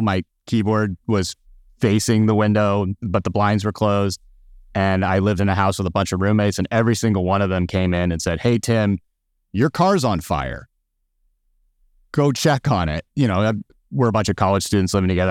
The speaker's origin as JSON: {"language": "English", "town": "Phoenix", "region": "Arizona", "country": "United States", "tie": "born or raised there", "also_born_or_lived": "Tucson, Arizona", "moved": "yes", "said": "I'm originally from Phoenix, Arizona"}